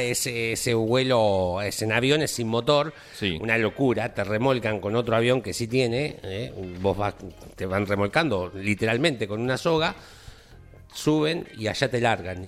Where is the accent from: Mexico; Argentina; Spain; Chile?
Argentina; Olavarría, Buenos Aires Province; soy de Olavarría y en Olavarría es más importante que el fútbol